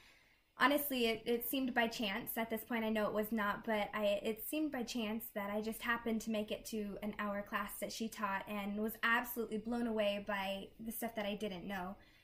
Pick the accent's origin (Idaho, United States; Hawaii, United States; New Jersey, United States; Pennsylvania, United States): Idaho, United States; Kamiah; I'm from Kamiai, Idaho. It's a small, very small rural town.